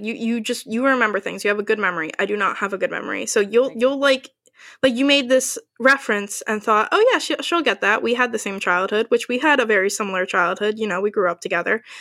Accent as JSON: {"language": "English", "region": "New Jersey", "country": "United States", "said": "we are from Jersey. I still live in Jersey"}